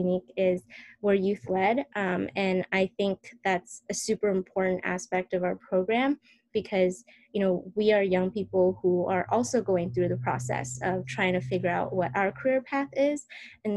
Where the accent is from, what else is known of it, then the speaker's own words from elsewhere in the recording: San Francisco Bay Area, California, United States; growing up in the San Francisco Bay Area